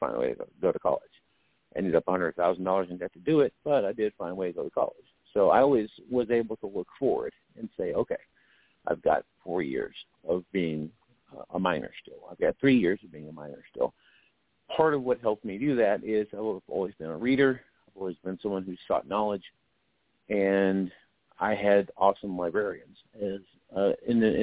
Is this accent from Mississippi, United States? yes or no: no; Lumberton, North Carolina, United States; moved away; I grew up in Lumberton, North Carolina